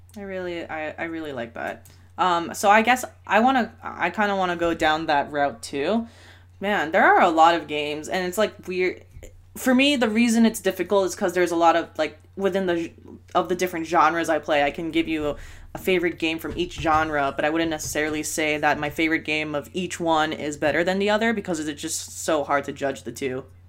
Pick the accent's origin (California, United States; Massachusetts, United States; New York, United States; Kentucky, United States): California, United States; Bay Area; We're from the Bay Area